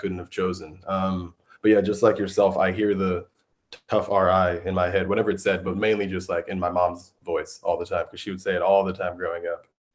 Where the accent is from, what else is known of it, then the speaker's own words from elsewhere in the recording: New York City, New York, United States; moved away; Growing up in New York